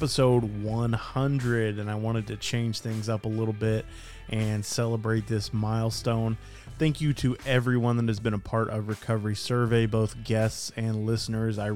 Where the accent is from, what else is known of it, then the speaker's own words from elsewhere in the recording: Dallas, Texas, United States; Dallas, Texas, which kind of makes sense because that's my hometown